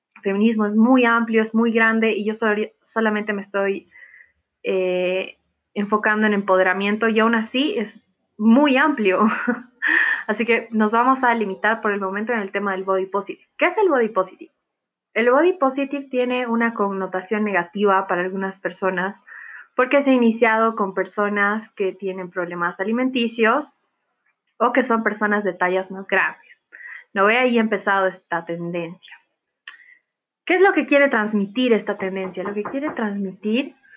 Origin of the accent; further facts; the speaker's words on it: Bolivia; also born or lived in La Paz, Bolivia; soy boliviana, mitad alemana, tengo nacionalidad alemana también